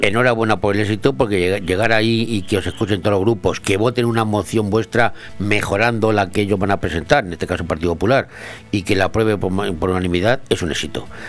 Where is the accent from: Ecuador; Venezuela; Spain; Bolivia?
Spain; Madrid, Community of Madrid; yo soy de Madrid